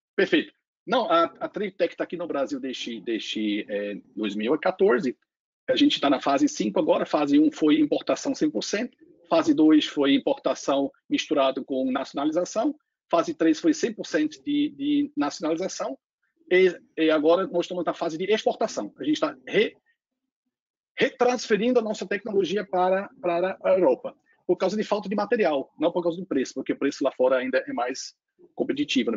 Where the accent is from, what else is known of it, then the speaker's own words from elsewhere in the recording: Switzerland; accent: foreign; Portuguese is a second language; moved away as an adult; now in Brazil; também tem um sotaque estrangeiro. Eu veio muito próximo onde Martin também nasceu, acho que alguns alguns quilometrinhos, né? É da Suíça. Eu nasci lá no perto do da fronteira da a, em, em, fato, eu nasci na fronteira da Áustria com a Alemanha, tem um lago lá chamado Bodensee, Lago Constanz